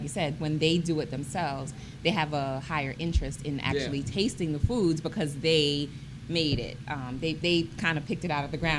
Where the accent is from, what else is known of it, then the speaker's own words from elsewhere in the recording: New York, United States; now in Harford County, United States; I'm from New York, so we don't have farms where I live.